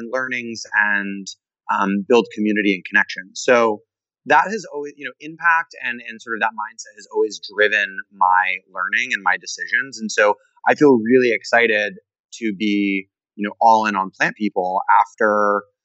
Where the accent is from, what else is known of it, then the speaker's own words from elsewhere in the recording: Boulder, Colorado, United States; moved away; also born or lived in New York City; I grew up in Boulder, Colorado